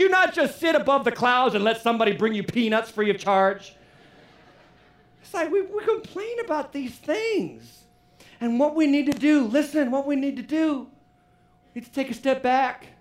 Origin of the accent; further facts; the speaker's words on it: United States; As American citizens